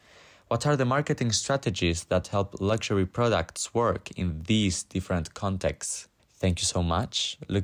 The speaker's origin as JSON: {"language": "English", "town": "Madrid", "region": "Community of Madrid", "country": "Spain", "moved": "yes", "lives_now": "London, United Kingdom", "said": "I'm originally from Madrid, Spain, with an Italian mother, but I'm currently living in London."}